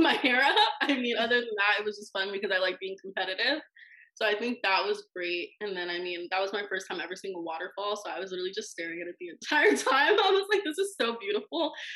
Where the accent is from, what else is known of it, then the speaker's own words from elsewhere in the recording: Florida, United States; I'm from Florida